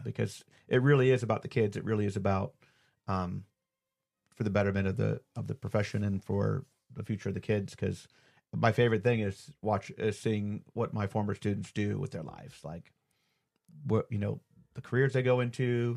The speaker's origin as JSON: {"language": "English", "town": "Cleveland", "region": "Ohio", "country": "United States", "moved": "yes", "lives_now": "Georgia, United States", "said": "up home to Cleveland too. So see family"}